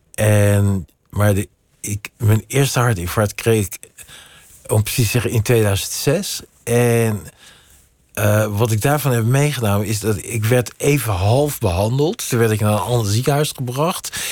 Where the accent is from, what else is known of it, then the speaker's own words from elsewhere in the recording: Netherlands; ik ben in Nederland geboren